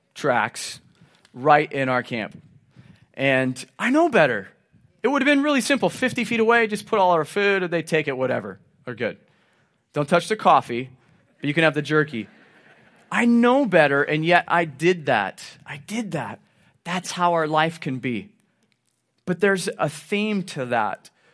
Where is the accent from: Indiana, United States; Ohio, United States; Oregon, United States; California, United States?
Oregon, United States; Southern; being born and raised in Southern Oregon, I've spent plenty of times camping and hunting